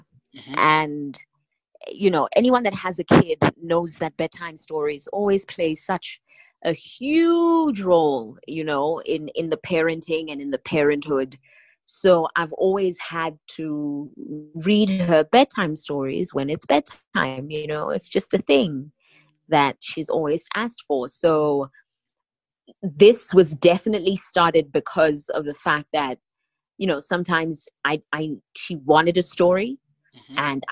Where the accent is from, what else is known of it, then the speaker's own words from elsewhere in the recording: Selebi-Phikwe, Botswana; I have such beautiful memories growing up in Pikwe